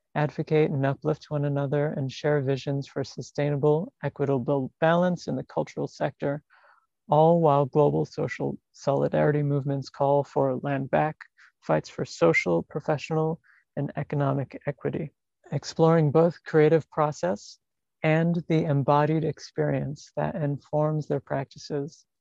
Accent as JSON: {"language": "English", "town": "New York City", "region": "New York", "country": "United States", "said": "I'm an artist from New York City"}